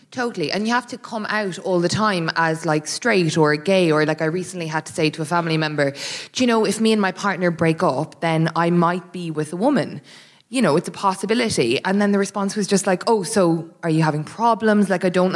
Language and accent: English; Ireland; now in England; I'm an Irish person living in England